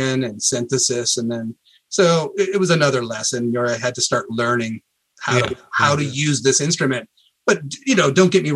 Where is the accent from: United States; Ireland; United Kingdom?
United States; Columbia, Missouri; I grew up in this university town